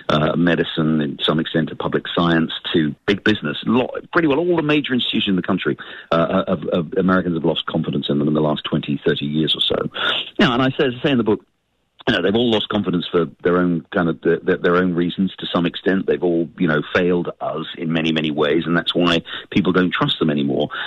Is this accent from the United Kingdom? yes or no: yes; United Kingdom; now in United States; as you can tell from my accent, I'm an immigrant to this country. I've lived here for nearly 30 years. I came here from the United Kingdom.